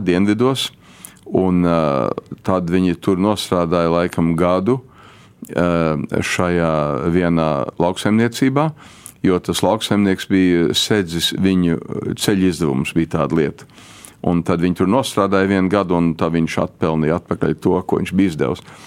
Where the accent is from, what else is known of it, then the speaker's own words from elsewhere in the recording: Chicago, Illinois, United States; first language Latvian; es piedzimu Čikāgā